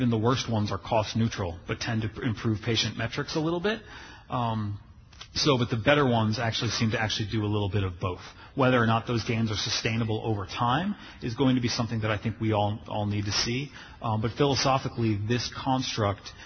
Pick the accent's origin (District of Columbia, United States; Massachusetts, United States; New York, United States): District of Columbia, United States; Washington; my hometown of Washington, D.C.